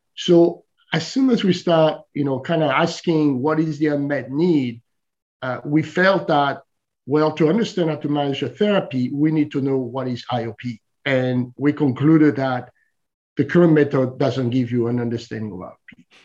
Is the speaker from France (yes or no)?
yes; France; moved away as an adult; also born or lived in Silicon Valley; I'm originally from France